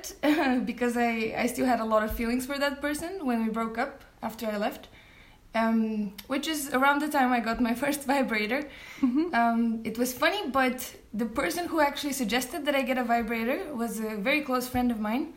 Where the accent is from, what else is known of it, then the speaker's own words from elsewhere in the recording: Bulgaria; moved away as an adult; now in Copenhagen, Denmark; I'm originally from Bulgaria, but I've been living for the past 8 years in Copenhagen here